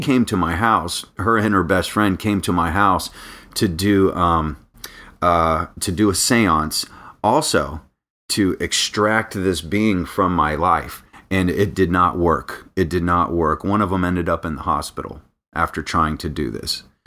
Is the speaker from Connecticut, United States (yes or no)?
no; Daytona Beach, Florida, United States; also born or lived in North Carolina; now in Orlando, United States; I grew up in Daytona Beach. So, I'm from the beach